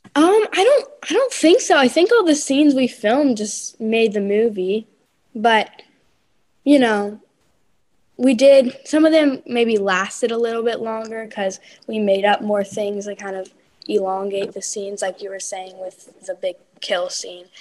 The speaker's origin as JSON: {"language": "English", "region": "North Carolina", "country": "United States", "said": "I'm from North Carolina"}